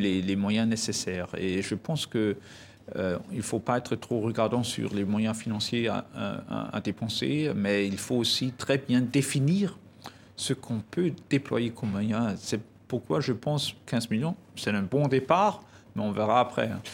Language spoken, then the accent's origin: French; Germany; chez nous en Allemagne